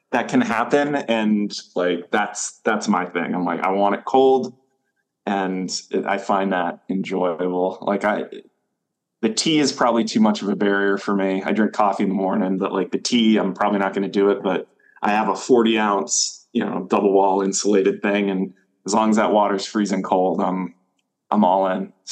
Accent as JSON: {"language": "English", "region": "Maine", "country": "United States", "said": "So I moved back to Maine recently. I'm from Maine, moved away for a little over a decade, and now I'm back."}